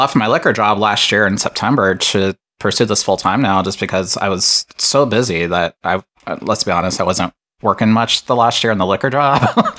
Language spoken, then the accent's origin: English; Lima, Ohio, United States; moved away as an adult; now in Columbus, United States; I'm from Lima, Ohio. I live in Columbus. Been here for about 20 years now.